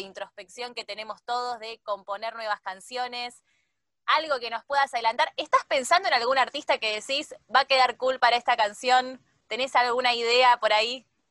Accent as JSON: {"language": "Spanish", "country": "Argentina", "said": "acá en Argentina le decimos boliche"}